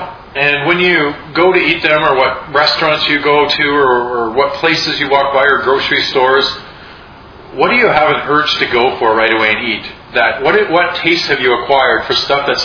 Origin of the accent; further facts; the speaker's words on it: Saskatchewan, Canada; I grew up in Saskatchewan